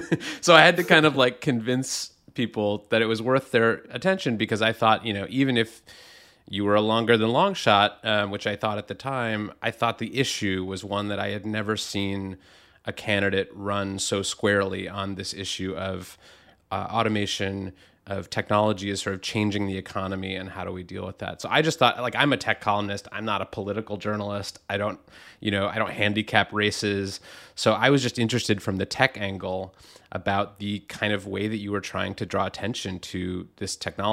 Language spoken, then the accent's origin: English; Rust Belt, United States; Yeah, I grew up in the Rust Belt. My, you know, county was one where there had been a lot of steel plants, and those closed up in the, you know, 70s, 80s, 90s